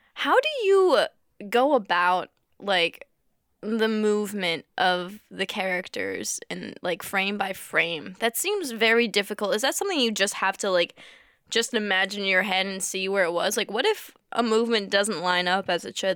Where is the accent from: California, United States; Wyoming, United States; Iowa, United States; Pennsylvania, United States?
Pennsylvania, United States; near Dorney Park; there is a, uh, a, an amusement park by my hometown. It's, like, Mm, mm, a bit of ways, but it's somewhere around us, and I went there almost every day in the summer as a kid